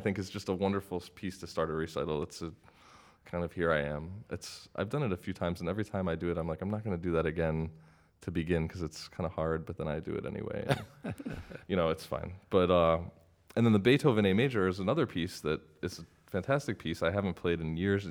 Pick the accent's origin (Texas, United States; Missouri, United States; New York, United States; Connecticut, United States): New York, United States; Albany; moved away as an adult; also born or lived in Cleveland; now in Chicago, United States; I grew up in Albany, New York